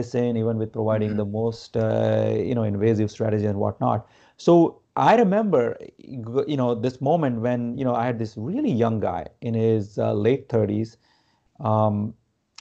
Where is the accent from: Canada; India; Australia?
India; Gujarat; moved away; I grew up in India. India is considered the spiritual capital of the world. I'm not from like Varanasi, where, you know, which is considered the spirituality like center, epicenter, I would say. But I'm from Gujarat